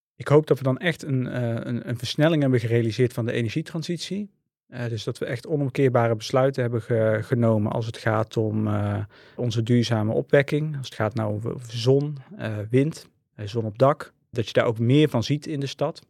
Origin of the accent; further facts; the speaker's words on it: 's-Hertogenbosch, North Brabant, Netherlands; Ik ben eh, geboren en getogen in Den Bosch